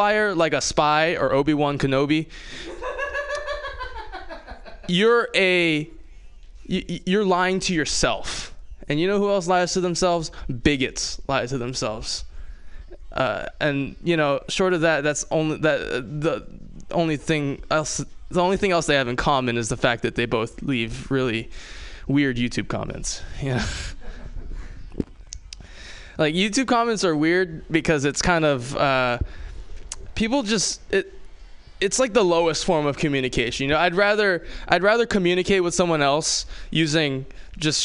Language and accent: English; Hawaii, United States; moved away; I grew up in Hawaii.